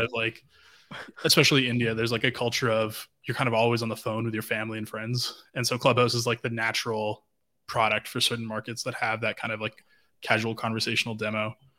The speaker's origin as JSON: {"language": "English", "town": "Vancouver", "region": "British Columbia", "country": "Canada", "said": "I'm from Vancouver."}